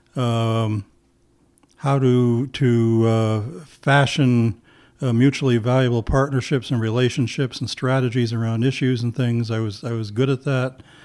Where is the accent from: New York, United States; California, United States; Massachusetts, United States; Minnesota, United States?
New York, United States; Plattsburgh; moved away; I'm from Plattsburgh, New York.